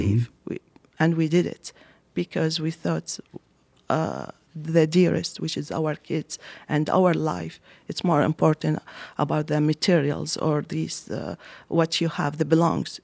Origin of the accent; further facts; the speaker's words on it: Basra, Basra Governorate, Iraq; English is a second language; moved away as an adult; also born or lived in Baghdad, Iraq / northern Iraq; now in Lansing, United States; I was born and raised up in Basra, and Basra is a border city with Iran